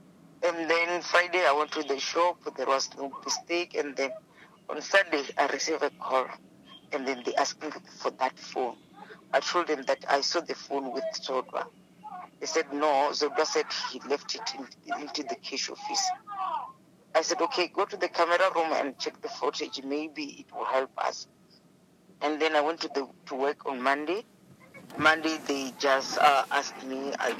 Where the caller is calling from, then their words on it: Johannesburg, Gauteng, South Africa; I'm from Johannesburg, Deep Slot.